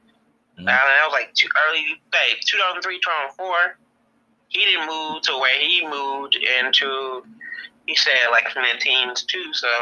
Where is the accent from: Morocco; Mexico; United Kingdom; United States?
United States; Philadelphia, Pennsylvania; I'm like, I'm from Philly. But he was like, yeah, you don't seem like you're from Atlanta. I was like, I'm not. I was one of those kids that traveled a lot.